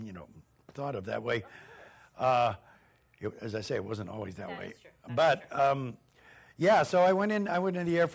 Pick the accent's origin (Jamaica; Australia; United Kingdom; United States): United States; Pittsburgh, Pennsylvania; moved away as an adult; also born or lived in Chicago / Toronto; I was in Pittsburgh. I lived in Pittsburgh. I'm from Pittsburgh